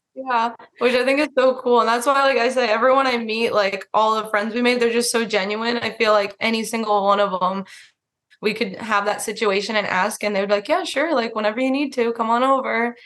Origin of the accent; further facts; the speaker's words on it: Florida, United States; moved away as an adult; also born or lived in Alaska; growing up in Florida